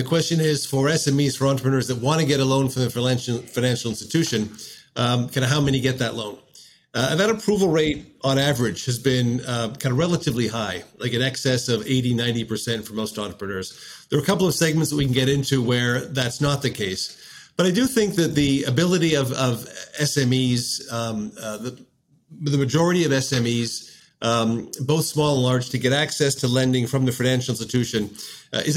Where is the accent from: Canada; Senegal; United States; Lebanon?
Canada